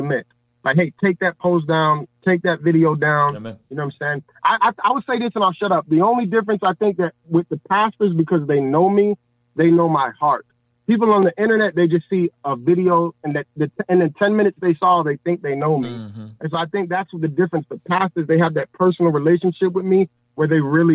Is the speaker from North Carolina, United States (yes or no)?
no; Chicago, Illinois, United States; I'm from Chicago